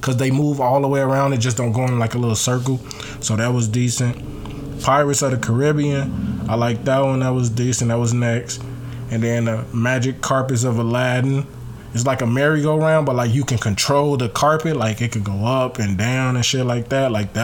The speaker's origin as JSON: {"language": "English", "town": "Chicago", "region": "Illinois", "country": "United States", "said": "Me as a Chicagoan, or us as Chicagoans"}